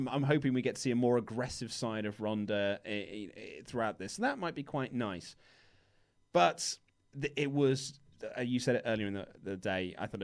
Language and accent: English; United Kingdom; We're humble British men